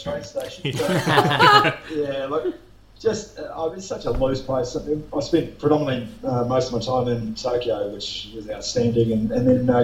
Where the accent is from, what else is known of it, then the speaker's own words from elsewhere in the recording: New Zealand; as a Kiwi